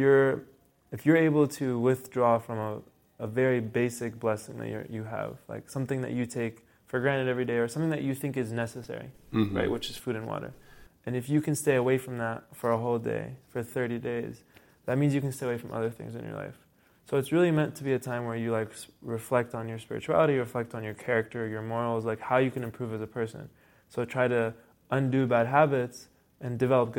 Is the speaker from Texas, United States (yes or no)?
no; Cincinnati, Ohio, United States; also born or lived in Lexington, Kentucky / Kuwait / Missouri; came back to Westchester, which is Cincinnati area, second grade. And I've been in Cincinnati since second grade